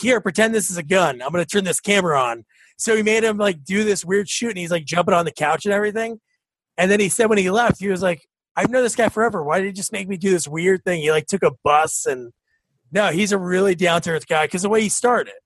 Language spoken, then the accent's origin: English; South Plainfield, New Jersey, United States; also born or lived in New Providence, New Jersey; I grew up in South Plainfield, and now I'm in New Providence